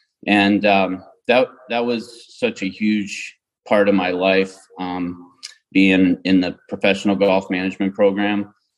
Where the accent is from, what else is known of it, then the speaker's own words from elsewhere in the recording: Johnstown, Pennsylvania, United States; now in New Hampshire, United States; I grew up in Johnstown, Pennsylvania, which is in Western PA, an hour and a half east of Pittsburgh.